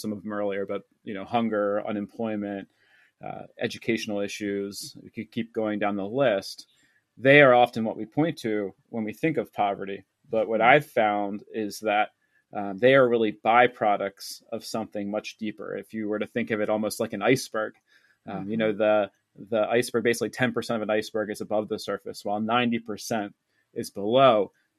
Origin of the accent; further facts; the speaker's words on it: East Coast, United States; And then when I eventually did move there, and certainly that was uncomfortable because I grew up on the East Coast of the United States.